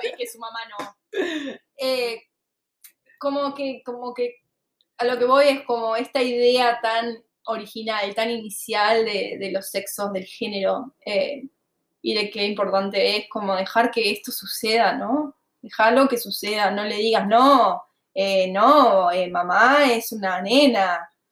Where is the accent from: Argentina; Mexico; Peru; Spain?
Argentina; moved away as an adult; yo me fui de Argentina en 2017